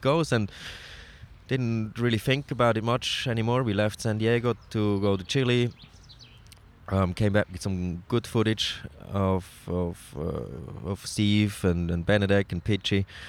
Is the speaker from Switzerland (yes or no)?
yes; Switzerland; I'm from Switzerland